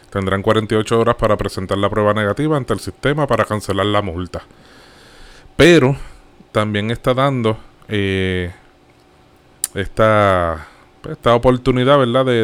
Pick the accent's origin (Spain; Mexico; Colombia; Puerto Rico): Puerto Rico; Como buen boricua.